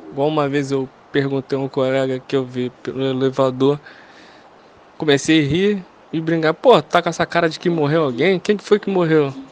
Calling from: Rio de Janeiro, Brazil; sou daqui de Campo Grande, Rio de Janeiro.

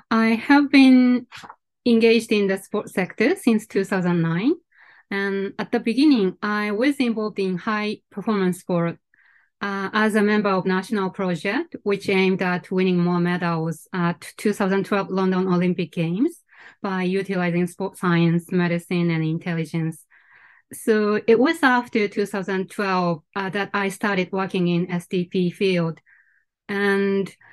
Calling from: Tokyo, Japan; today I'm calling from Tokyo, Japan.

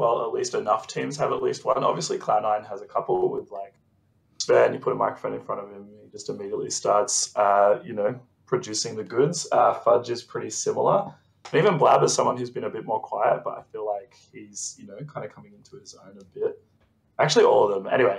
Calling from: Sydney, New South Wales, Australia; From Sydney, Australia.

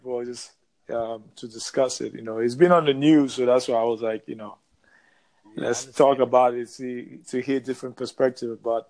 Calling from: Florida, United States; I'm coming from Florida.

